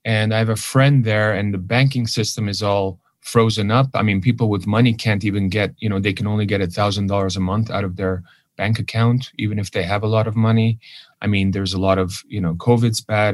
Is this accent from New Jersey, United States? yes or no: no; Los Angeles, California, United States; first language Armenian; English is a second language; also born or lived in Lebanon; went to a private Armenian school here in Hollywood